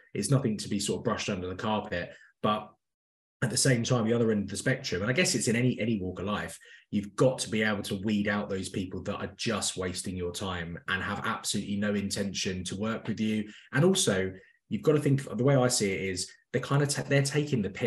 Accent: London, United Kingdom; moved away as an adult; also born or lived in Midlands; I'm from North London originally

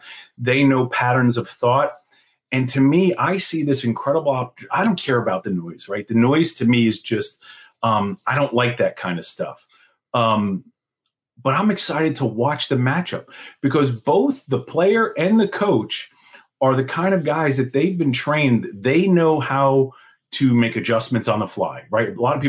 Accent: Washingtonville, New York, United States; I'm going to speak like like we do in my hometown of Washingtonville, New York.

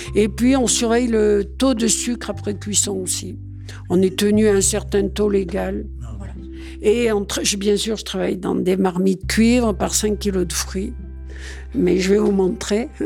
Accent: Saint-Martin-de-Valamas, Auvergne-Rhône-Alpes, France; On est originaire, moi, de Saint-Martin-de-Valamas

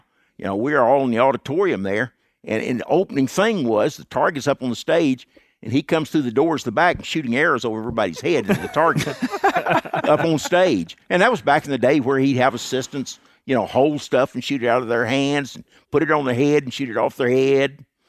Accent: Texas, United States; East Texas.

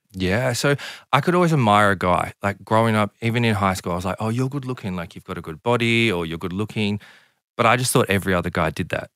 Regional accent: Southern Highlands, New South Wales, Australia; I grew up in a small country town of the Southern Highlands.

